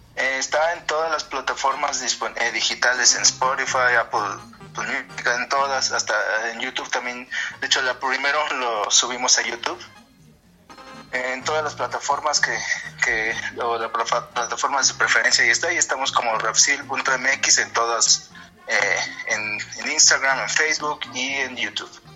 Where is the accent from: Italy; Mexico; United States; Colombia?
Mexico; lo que vivimos como mexicanos en el, en el día a día.